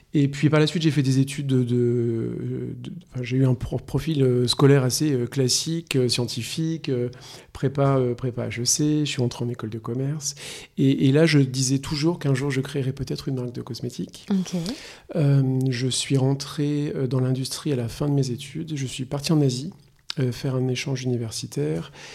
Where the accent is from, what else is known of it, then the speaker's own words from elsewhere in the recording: La Roche-Posay, Nouvelle-Aquitaine, France; moved away as an adult; also born or lived in Paris / China / Singapore / Hong Kong; Je suis né en France, à Paris. J'ai grandi à La Roche-Posay